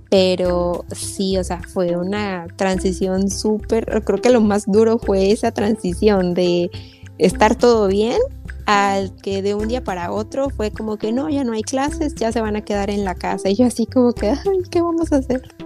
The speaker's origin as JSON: {"language": "Spanish", "town": "Xalapa", "region": "Veracruz", "country": "Mexico", "said": "la ciudad de donde yo soy, veo que están en Jalapa"}